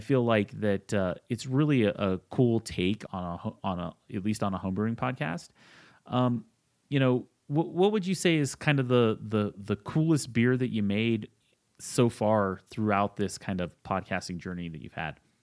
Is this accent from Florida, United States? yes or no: no; Utah, United States; now in Colorado, United States; I'm actually from Utah, the land of, uh, three two beer